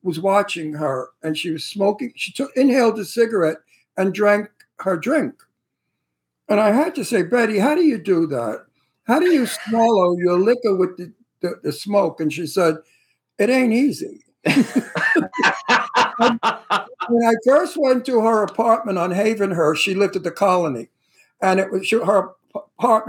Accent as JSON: {"language": "English", "town": "New York City", "region": "New York", "country": "United States", "said": "I'm from Brooklyn."}